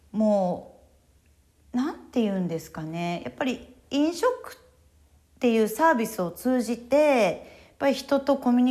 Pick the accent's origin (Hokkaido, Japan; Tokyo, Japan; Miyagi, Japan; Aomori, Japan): Miyagi, Japan; Sendai; born there; 私宮城県の仙台市の生まれなん